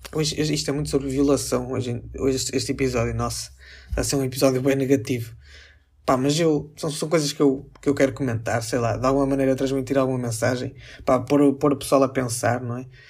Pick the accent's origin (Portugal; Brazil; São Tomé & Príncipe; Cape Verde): Portugal; Northern Portugal; accent: northern (sotaque do norte); eu também falo um bocado mais é? tipo com o sotaque do norte